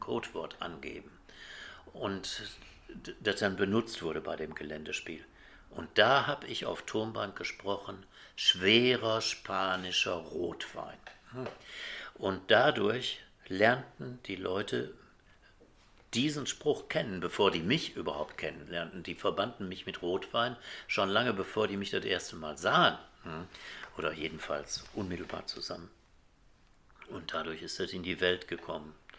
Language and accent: German; Essen, North Rhine-Westphalia, Germany; ich bin ja in Essen groß geworden